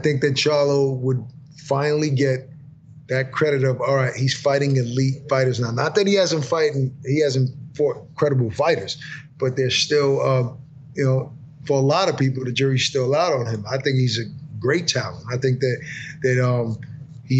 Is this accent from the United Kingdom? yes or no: no; New York City, New York, United States; I was born and raised in Brooklyn